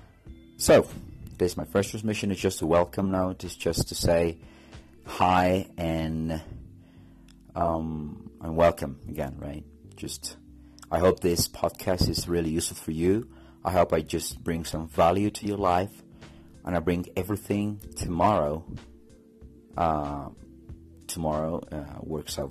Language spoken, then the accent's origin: English; Bolivia; first language Spanish; English is a second language; I'm from Bolivia.